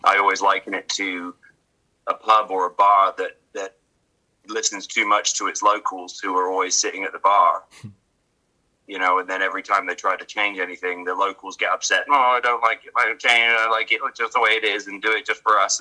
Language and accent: English; England, United Kingdom; moved away; I was a kid from England